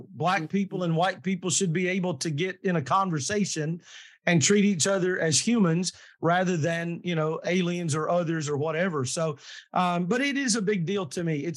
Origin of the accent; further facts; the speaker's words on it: the South, United States; But I was raised in the South, but very, very blessed to have been raised in a place that was diverse.